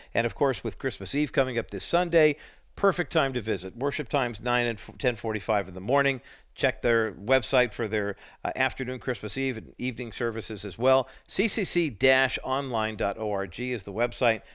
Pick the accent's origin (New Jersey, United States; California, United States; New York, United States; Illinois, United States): California, United States; Whittier; Barry's in Whittier, my hometown